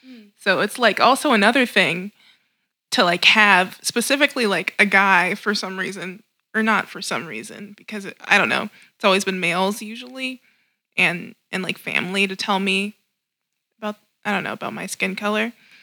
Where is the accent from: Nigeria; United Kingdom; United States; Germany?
Nigeria; I remember this one kid in 7th grade was like, oh, are you African? And I am Nigerian.